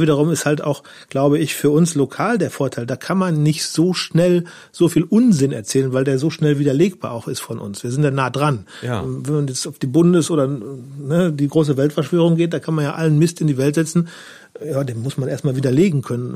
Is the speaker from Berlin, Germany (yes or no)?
no; Münsterland, North Rhine-Westphalia, Germany; moved away as an adult; also born or lived in Duisburg / Ratingen / Hamburg / Berkeley; now in Neuwied, Germany; gebürtig komme ich vom Niederrhein, äh, aus äh, Duisburg, laut Pass, aber aufgewachsen in Ratingen, wobei meine Eltern dann mit mir, äh, als ich in die zweite Klasse kam, schon ins Münsterland gezogen sind, wo ich auch Abi gemacht habe